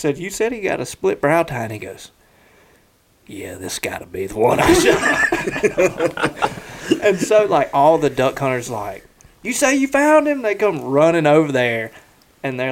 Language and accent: English; the South, United States; we're from the South